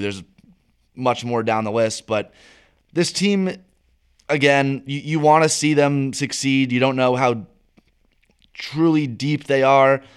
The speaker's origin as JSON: {"language": "English", "country": "United States"}